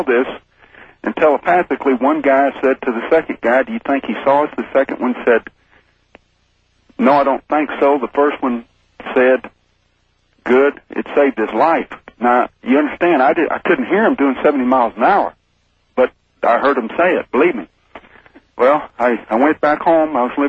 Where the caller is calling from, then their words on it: Houston, Texas, United States; Houston, Texas.